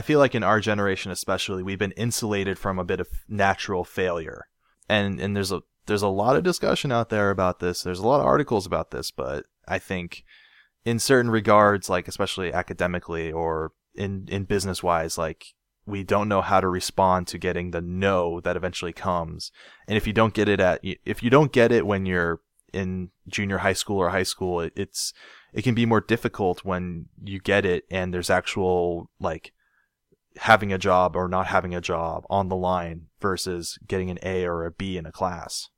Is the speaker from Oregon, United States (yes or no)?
yes; Portland, Oregon, United States; I was born in, in Northwest Portland.